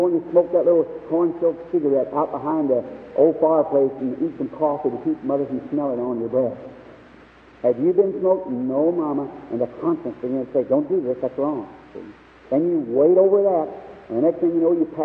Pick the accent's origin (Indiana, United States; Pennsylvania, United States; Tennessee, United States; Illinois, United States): Indiana, United States